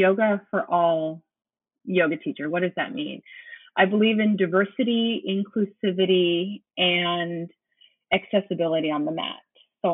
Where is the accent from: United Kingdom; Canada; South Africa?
Canada; also born or lived in Windsor, Ontario; I am a Canadian and I live very close to America. So I live on the border of America, right in Canada, in a town called Windsor